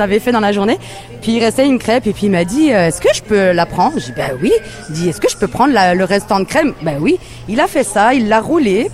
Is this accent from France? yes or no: yes; Colmar, Grand Est, France; moved away as an adult; now in Quebec, Canada; Moi, je suis alsacienne. Euh, je viens de Colmar